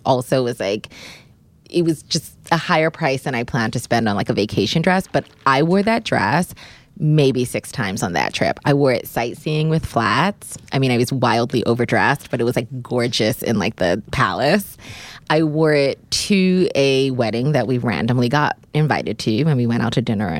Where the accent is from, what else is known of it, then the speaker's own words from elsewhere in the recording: Bermuda; I am from Bermuda, and so summer dressing is just where I thrive.